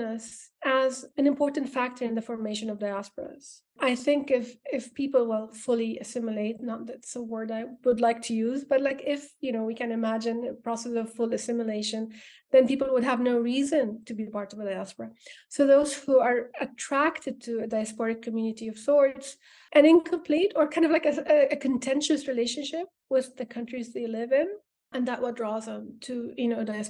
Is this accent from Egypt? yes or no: yes; Egypt; moved away as an adult; also born or lived in United States; I'm from Egypt